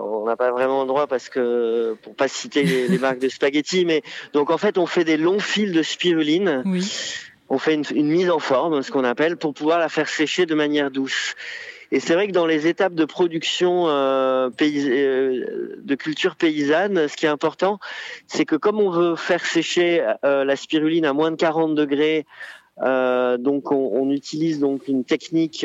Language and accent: French; Arcachon Basin, Nouvelle-Aquitaine, France; also born or lived in Bordeaux; je suis originaire euh, du bassin d'Arcachon. Je suis né à Bordeaux.